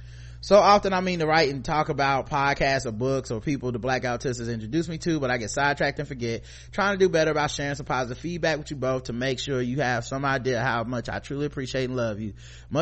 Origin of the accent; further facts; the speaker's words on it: Brooklyn, New York, United States; I figured I might learn something new despite growing up in Brooklyn, being exposed to some aspects of the Hasidic community.